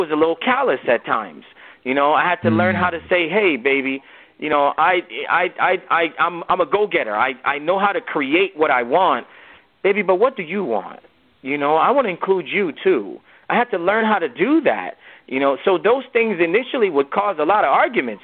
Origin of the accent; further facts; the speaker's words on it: United States; also born or lived in Nigeria; I'm a Nigerian-born man who grew up in America